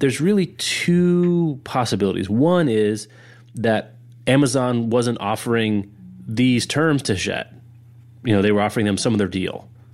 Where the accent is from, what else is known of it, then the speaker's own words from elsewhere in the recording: Lawrence, Kansas, United States; my hometown bookstore is The Raven in Lawrence, Kansas